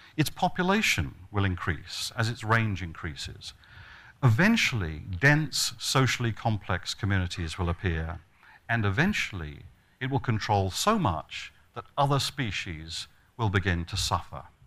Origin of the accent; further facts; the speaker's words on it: Australia; I come from Australia